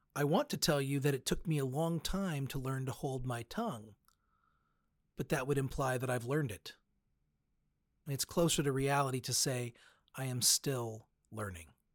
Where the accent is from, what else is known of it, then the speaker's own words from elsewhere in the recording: United States; I am a Christian before I'm an American